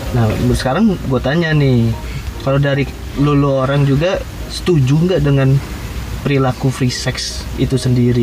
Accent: Balaraja, Banten, Indonesia; di kota gua Dalaraja

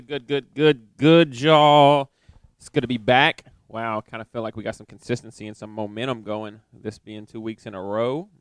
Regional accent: East Tennessee, United States; I'm from East Tennessee

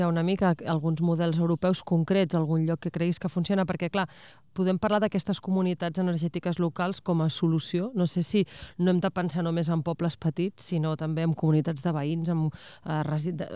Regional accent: Vilalba dels Arcs, Catalonia, Spain; aquí a Vilalba dels Arts i acaba d'arribar el camió de la verdura, em sembla, perquè aquest, almenys al meu poble, és aquest el, el senyal

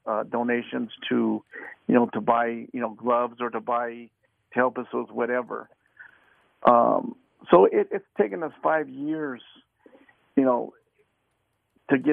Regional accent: Las Vegas, Nevada, United States; I was born and raised here in Las Vegas

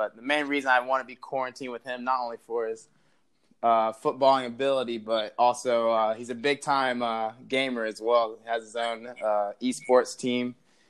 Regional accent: Chesapeake, Virginia, United States; moved away; growing up in Virginia.

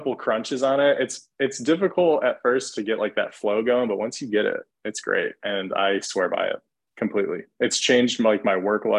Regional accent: Michigan, United States; now in Atlanta, United States; I'm also from Michigan, granted living in Atlanta now

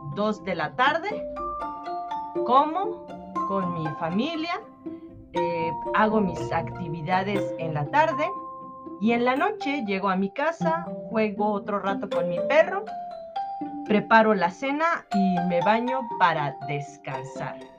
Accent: Mexico City, Mexico; now in San Cristóbal de las Casas, Mexico; soy de México, de la Ciudad de México y vivo en San Cristóbal de las Casas, Chiapas

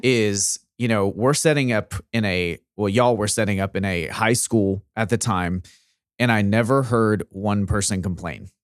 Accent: Arkansas, United States; we're both from Arkansas

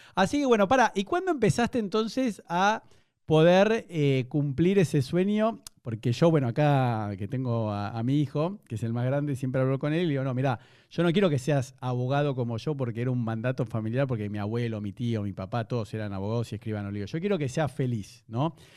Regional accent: Argentina; now in Buenos Aires, Argentina; como buen argentino, igual nunca fui a Chile

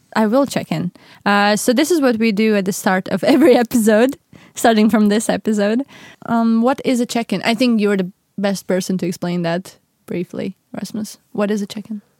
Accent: Latvia; moved away as an adult; I am from Latvia. But that's the weird thing, because I haven't lived there for seven years

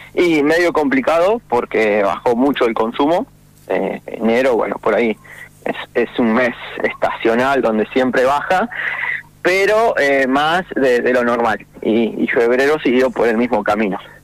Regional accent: Argentina; como cualquier argentino

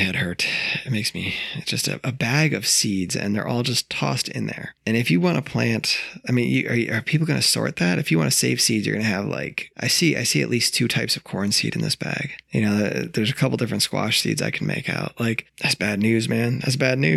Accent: upstate New York, United States; moved away; From New York, like 6 hours north of the city, 4 hours north of the city

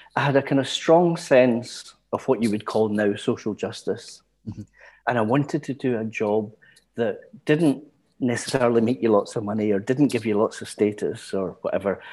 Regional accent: Glasgow, Scotland, United Kingdom; I was born in the East End of Glasgow and raised there.

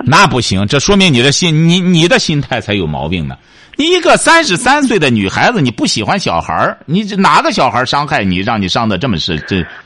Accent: China; 我们中国人光说了

